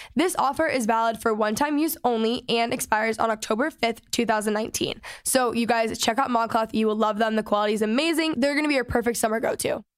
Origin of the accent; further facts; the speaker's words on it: North Texas, United States; I grew up in Texas in North Texas.